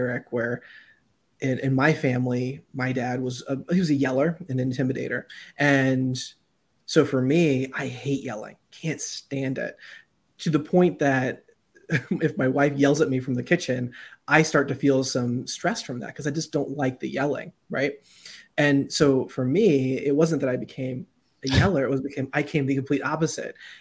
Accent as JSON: {"language": "English", "region": "Southern Ohio", "country": "United States", "said": "I'm from Southern Ohio, right? So my family, very Appalachian"}